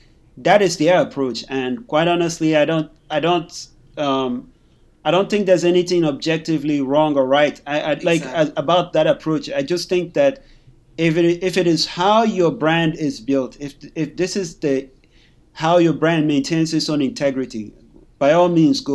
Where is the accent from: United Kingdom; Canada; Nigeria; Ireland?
Nigeria; conventions, I remember thinking to myself that are we going to do well as black people, especially being Nigerian? You know